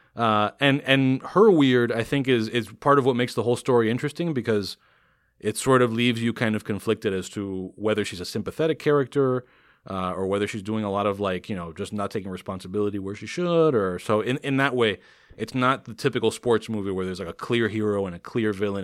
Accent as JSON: {"language": "English", "town": "Miami", "region": "Florida", "country": "United States", "tie": "born or raised there", "said": "born and raised in Miami"}